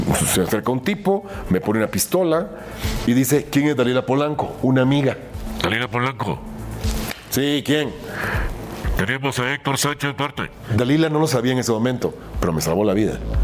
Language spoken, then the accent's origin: Spanish; Guatemala City, Guatemala Department, Guatemala; moved away as an adult; also born or lived in Miami; now in Mexico; Ciudad de Guatemala, alguna gente piensa que nací en Antigua. No, Ciudad de Guatemala, que es la capital.